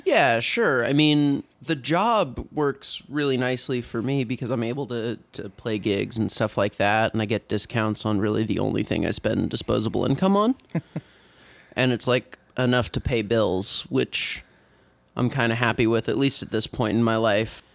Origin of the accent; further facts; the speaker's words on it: San Diego, California, United States; moved away as an adult; also born or lived in Oregon; now in Portland, United States; I'm originally from San Diego, California